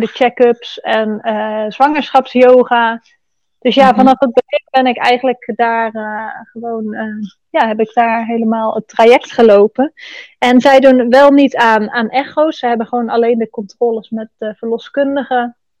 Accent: Netherlands; moved away as an adult; now in Bali, Indonesia; geboren in Nederland

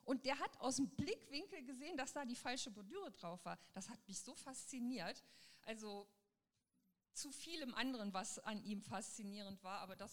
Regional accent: Düsseldorf, North Rhine-Westphalia, Germany; Ich komme aus Düsseldorf, also da ist nichts so klein. Ich habe immer gedacht, oh, Düsseldorf ganz toll.

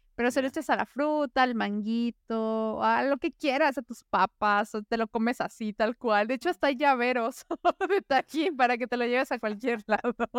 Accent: Puebla, Mexico; moved away as an adult; now in Vienna, Austria; yo soy de Puebla

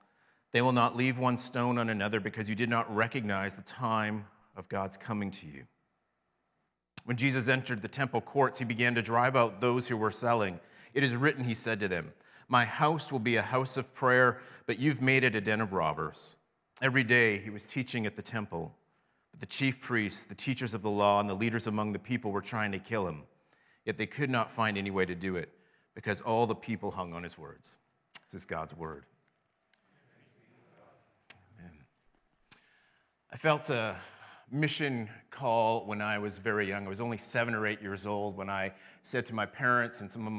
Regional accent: Western Canada, Canada; now in Central Canada; I did something far more scary. I came from Western Canada to Central Canada. That's way worse.

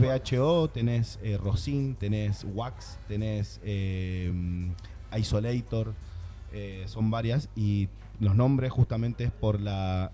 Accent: Argentina; now in Barcelona, Spain; los argentinos acá en Barcelona somos muchos también

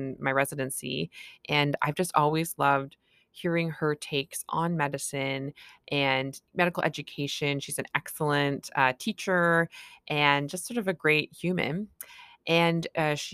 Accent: Canada; I'm a Canadian family physician

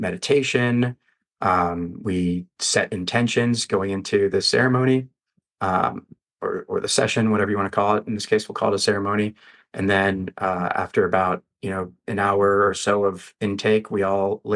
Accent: Denver, Colorado, United States; now in Las Vegas, United States; the street that I grew up on in Denver as a kid

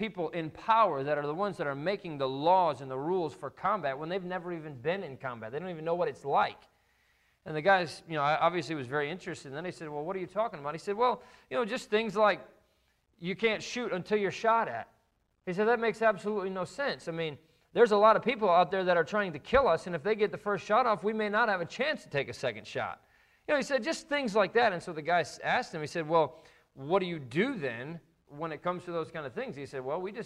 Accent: just outside of Notre Dame, Indiana, United States; we grew up just outside of Notre Dame

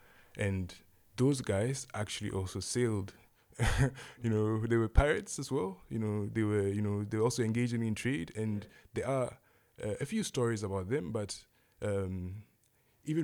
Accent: Ghana; born there; And was born in Ghana, or the region that's now Ghana.

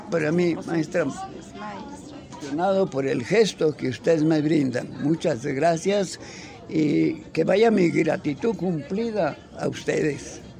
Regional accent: Tijuana, Baja California, Mexico; vengo de Tijuana, allá lo vi, maestro, a usted.

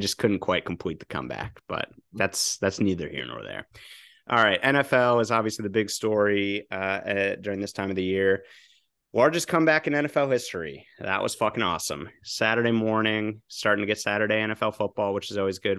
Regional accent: United States; I grew up right outside New York

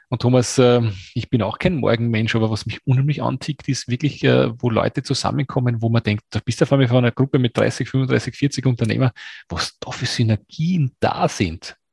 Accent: Austria; als Österreicher

